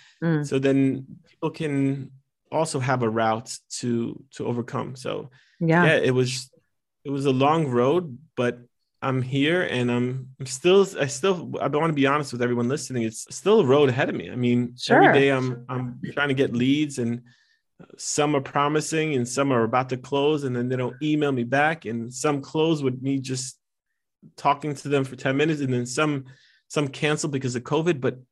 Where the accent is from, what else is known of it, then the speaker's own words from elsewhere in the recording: New Jersey, United States; I'm Italian American and I'm from fine. Jersey. So we just exaggerate on everything.